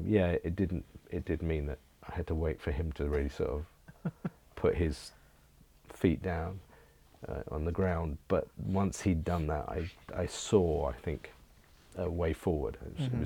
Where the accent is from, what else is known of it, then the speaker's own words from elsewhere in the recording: England, United Kingdom; I am English